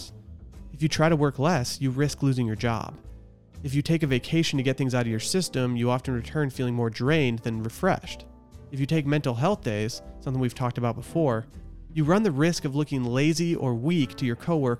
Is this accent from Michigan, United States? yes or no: yes; Harbor Springs, Michigan, United States; moved away; a weekly newspaper from my hometown